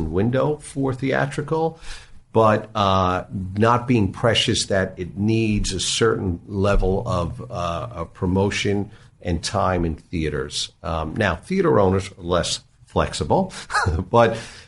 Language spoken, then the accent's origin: English; New York, United States; I grew up in New York